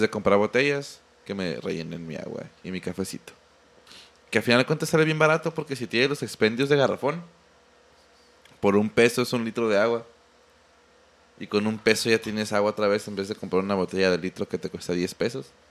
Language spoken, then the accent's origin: Spanish; Mexico; uno como mexicano